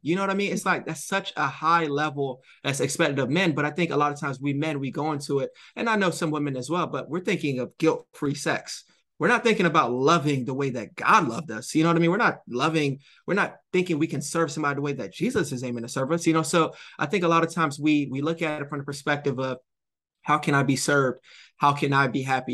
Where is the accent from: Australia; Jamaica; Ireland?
Jamaica; I'm Jamaican.